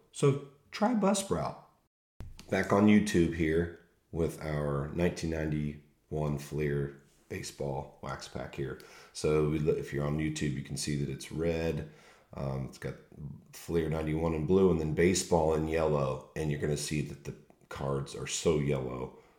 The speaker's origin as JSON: {"language": "English", "region": "Ohio", "country": "United States", "said": "we're Buckeye fans from Ohio"}